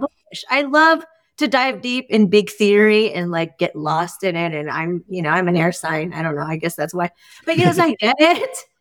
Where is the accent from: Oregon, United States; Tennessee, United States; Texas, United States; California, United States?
California, United States; Union City; I grew up in the East Bay in Union City, California when it was no longer farmland